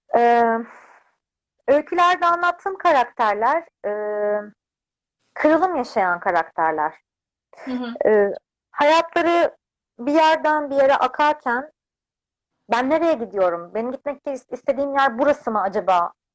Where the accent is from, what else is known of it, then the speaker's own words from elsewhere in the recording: Adapazarı, Sakarya, Turkey; moved away as an adult; now in Istanbul, Turkey; ben 92 yılında Adapazarı'nda doğdum. İlk ve orta öğretimimi, lise öğrenimimi orada tamamladım.